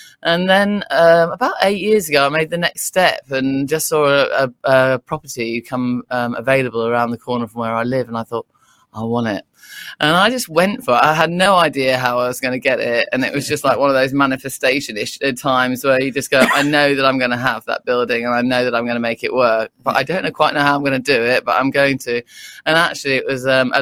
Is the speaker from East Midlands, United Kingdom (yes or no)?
yes; Derbyshire, East Midlands, United Kingdom; moved away as an adult; also born or lived in London / Surrey; now in Brighton, United Kingdom; I'm from Derbyshire originally.